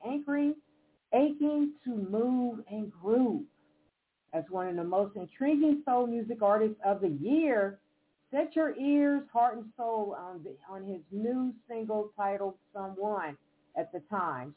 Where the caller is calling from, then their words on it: Evansville, Indiana, United States; I am calling from Evansville, Indiana